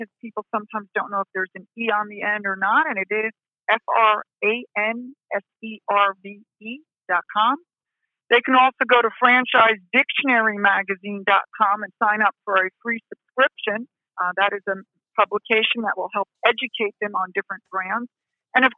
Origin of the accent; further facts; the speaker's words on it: New Jersey, United States; accent: Jersey; my Jersey accent